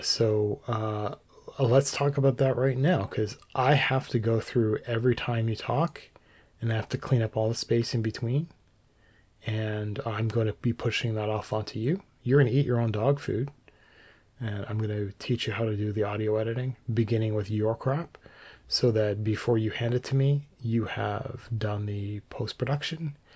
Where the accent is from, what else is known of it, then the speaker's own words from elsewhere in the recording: Canada; as a Canadian